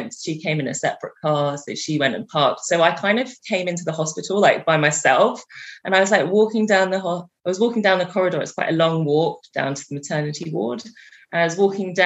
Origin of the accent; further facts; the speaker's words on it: England, United Kingdom; moved away; I'm from England